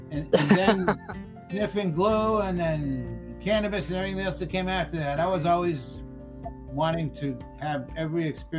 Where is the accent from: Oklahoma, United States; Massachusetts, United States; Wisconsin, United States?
Massachusetts, United States; Boston; I grew up in Boston, in Dorchester, or as we like to say, Dorchester